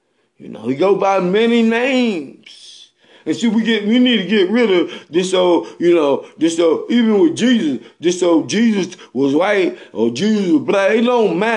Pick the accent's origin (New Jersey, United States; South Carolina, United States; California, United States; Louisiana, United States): South Carolina, United States; Bennettsville; I'm from Bennettsville, South Carolina. Over there across the lake when I was growing up